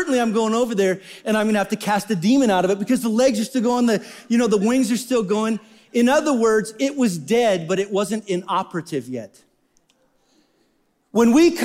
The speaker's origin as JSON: {"language": "English", "region": "Wyoming", "country": "United States", "said": "I'm from Wyoming"}